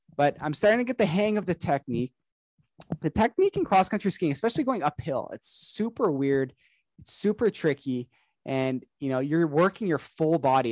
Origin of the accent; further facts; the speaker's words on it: Canada; I'm Canadian. I've been here my entire life.